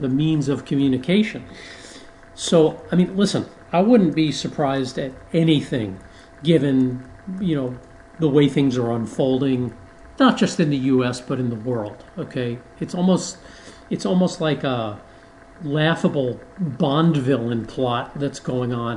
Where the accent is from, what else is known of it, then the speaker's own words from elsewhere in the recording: New York City, New York, United States; I grew up in New York City